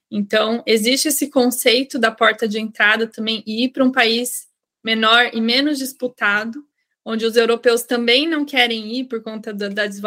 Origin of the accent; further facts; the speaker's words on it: Brazil; now in Germany; Eu vim do Brasil para a Hungria e na Hungria eu comecei a aplicar para as vagas da Alemanha. E aí eu fui para a Alemanha com uma oportunidade de trabalho que eu nunca conseguiria direto do Brasil